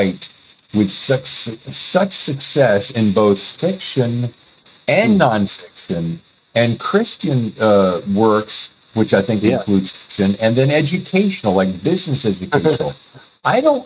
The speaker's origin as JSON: {"language": "English", "country": "United States", "tie": "born or raised there", "said": "I grew up in Lynchburg, in between Lynchburg and Winston-Salem"}